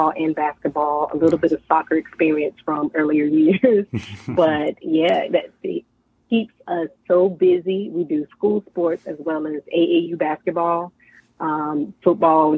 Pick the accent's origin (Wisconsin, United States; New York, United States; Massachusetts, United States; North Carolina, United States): North Carolina, United States; Henderson; I'm originally from Henderson, North Carolina